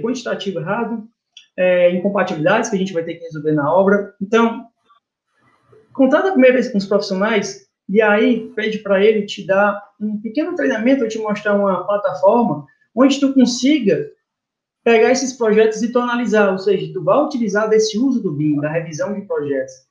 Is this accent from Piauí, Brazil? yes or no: yes; Teresina, Piauí, Brazil; eu sou daqui de Teresina, Piauí